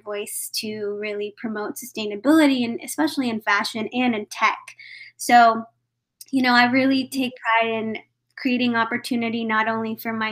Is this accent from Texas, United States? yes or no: yes; Texas, United States; I'm primarily, like you mentioned, from Texas, born and raised